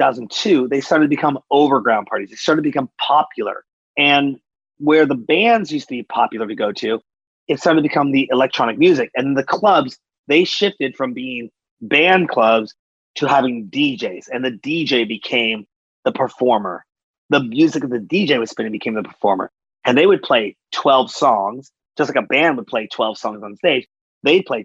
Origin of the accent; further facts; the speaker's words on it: Seattle, Washington, United States; I'm from Seattle, and we were part of the big grunge movement